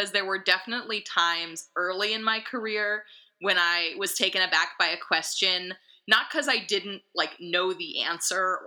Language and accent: English; New York City, New York, United States; now in Seattle, United States; I'm originally from New York City, but I currently live in Seattle with my family.